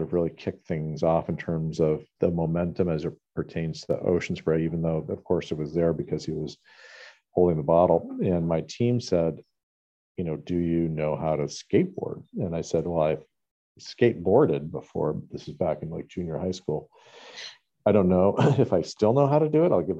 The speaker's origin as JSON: {"language": "English", "region": "New Hampshire", "country": "United States", "tie": "born or raised there", "said": "growing up in New Hampshire"}